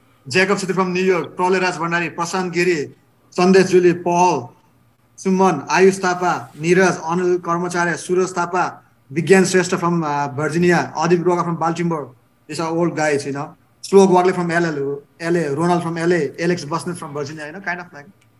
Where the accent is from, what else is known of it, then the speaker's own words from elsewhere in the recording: Bhimad, Gandaki Province, Nepal; I think our Bhimad, my hometown, right, we hosted a third Bhimad Cup national level team, right?